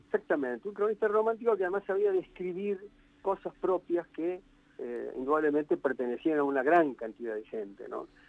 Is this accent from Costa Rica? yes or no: no; Argentina; moved away as an adult; also born or lived in France; yo me fui de Argentina